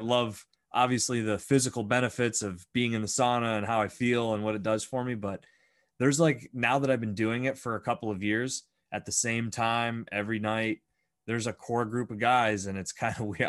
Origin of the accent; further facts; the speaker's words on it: Bradford, Pennsylvania, United States; growing up in Bradford some kind of magical and very unique uh I guess community